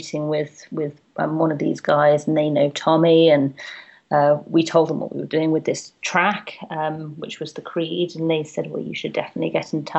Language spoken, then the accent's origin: English; London, United Kingdom; London's like my hometown